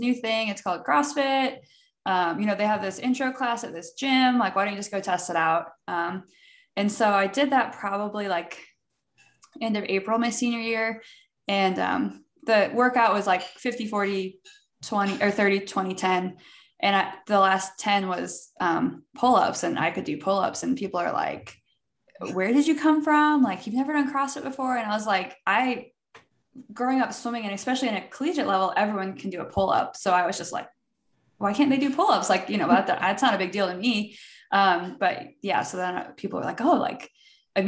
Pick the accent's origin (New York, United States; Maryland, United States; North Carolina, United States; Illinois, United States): Illinois, United States; Peoria; moved away; also born or lived in St. Louis, Missouri; I'm from Peoria, Illinois. So halfway between Chicago and St. Louis, just kind of hanging out in the middle of Illinois